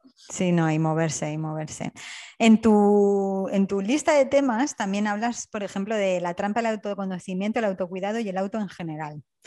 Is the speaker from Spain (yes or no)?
yes; Alicante, Valencian Community, Spain; also born or lived in Wales; now in Hamburg, Germany; en Alicante, de donde yo soy